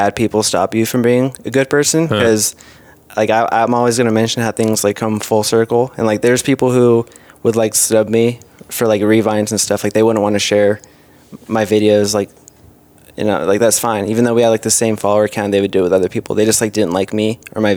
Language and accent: English; Santa Clarita, California, United States; I went to College of the Canyons in Santa Clarita by Six Flags, like an hour north